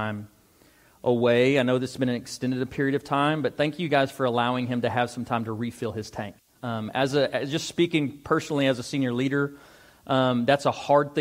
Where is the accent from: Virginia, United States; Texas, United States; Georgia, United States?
Texas, United States; Amarillo; also born or lived in Dumas; I was born and raised in Amarillo.